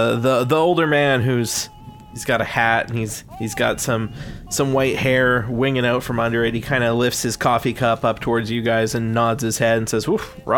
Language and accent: English; Boston, Massachusetts, United States; We're from Boston.